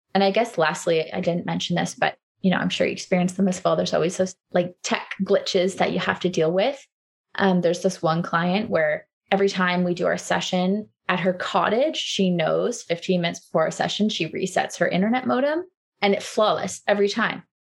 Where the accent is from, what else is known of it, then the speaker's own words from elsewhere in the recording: Waterloo, Ontario, Canada; moved away as an adult; also born or lived in Halifax, Nova Scotia; I grew up in Waterloo. I moved out east for school and, and kind of stayed there after school.